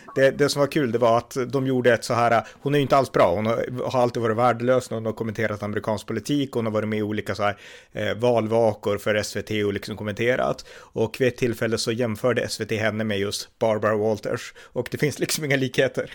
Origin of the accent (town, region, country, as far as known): Sweden